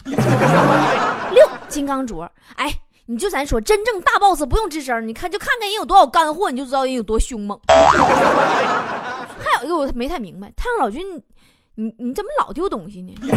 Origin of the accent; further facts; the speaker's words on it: Northeast China, China; 我们东北人是有文化的